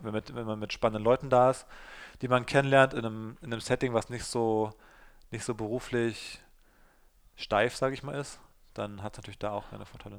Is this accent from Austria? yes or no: no; Berlin, Germany; zum einen komme ich ja aus dem Südosten von Berlin, wo ich aufgewachsen bin